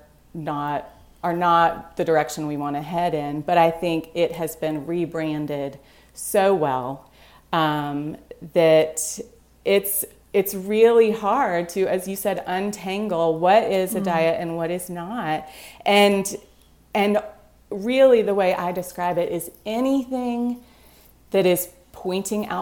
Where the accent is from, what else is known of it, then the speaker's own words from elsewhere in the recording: Greenville, South Carolina, United States; now in Vermont, United States; I grew up in Greenville, South Carolina